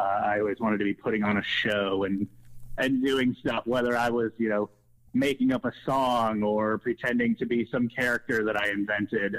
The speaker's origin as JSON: {"language": "English", "town": "West Chester", "region": "Ohio", "country": "United States", "tie": "born or raised there", "also_born_or_lived": "Wheaton, Illinois / Milwaukee, Wisconsin", "said": "I grew up in like the Westchester area, went to Lakota East High School. Um, but yeah, kind of just always been in Southwest Ohio for the most part since about the mid 90s."}